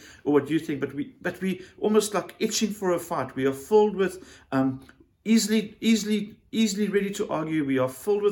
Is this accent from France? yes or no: no; South Africa; as a South African